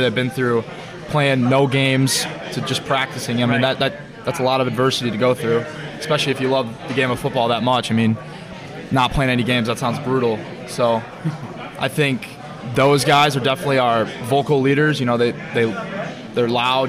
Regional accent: White Lake, Michigan, United States; I'm from White Lake, Michigan. It's about 30 minutes from here.

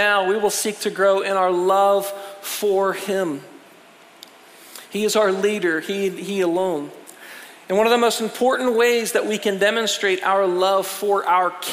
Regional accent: United States; as an American

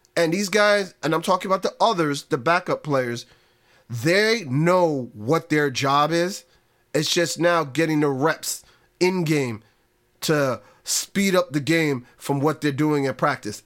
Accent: New York, United States; I'm a New Yorker

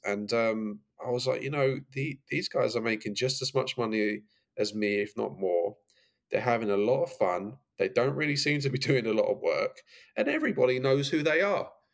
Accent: Brentwood, East of England, United Kingdom; moved away as an adult; now in Los Angeles, United States; growing up in essex was great um, brentwood was where i grew up

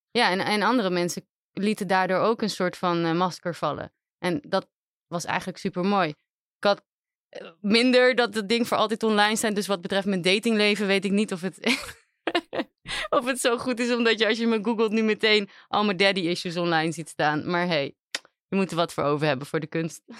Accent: Aruba; moved away as an adult; now in Netherlands; ik ben zelf op Aruba opgegroeid

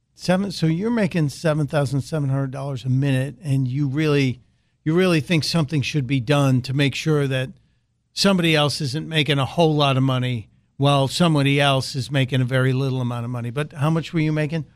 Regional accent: Chicago, Illinois, United States; it's my hometown. And it's rare that I, I get the opportunity to talk about a story out of Chicago

